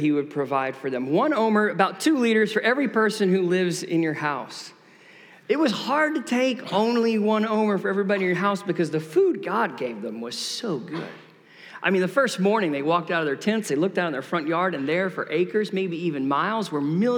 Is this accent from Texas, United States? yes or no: yes; Tyler, Texas, United States; moved away; I grew up here in Tyler, Texas